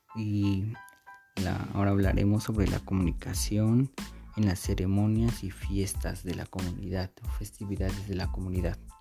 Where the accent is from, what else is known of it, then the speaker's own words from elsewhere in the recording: Santiago Matatlán, Oaxaca, Mexico; mi lugar de origen o de mi pueblo de origen llamado Santiago Matatlán